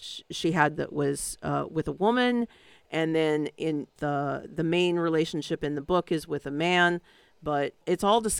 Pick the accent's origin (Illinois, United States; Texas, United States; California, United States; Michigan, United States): California, United States; San Francisco; because it's my hometown.